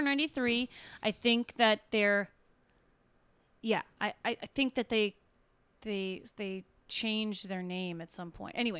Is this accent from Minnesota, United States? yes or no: yes; Minnesota, United States; I'm from Minnesota, so I'm from like a few states north of them, but I've never been to Tulsa.